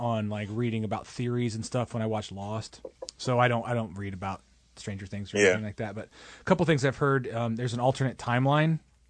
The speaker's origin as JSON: {"language": "English", "region": "Indiana", "country": "United States", "moved": "yes", "said": "We're from Indiana already."}